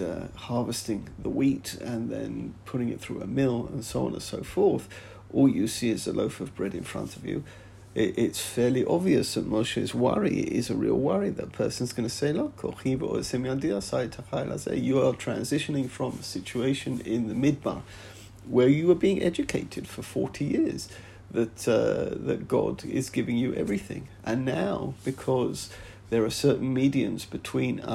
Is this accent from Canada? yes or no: no; England, United Kingdom; now in Israel; growing up in England.